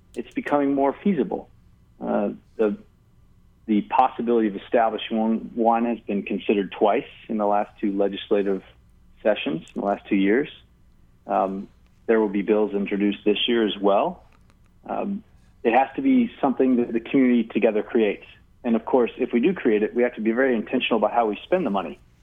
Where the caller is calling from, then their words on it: Honolulu, Hawaii, United States; I'm calling in from Manoa